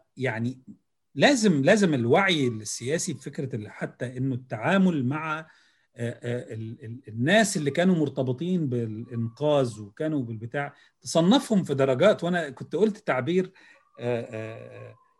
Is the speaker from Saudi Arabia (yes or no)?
no; Egypt; عندنا في مصر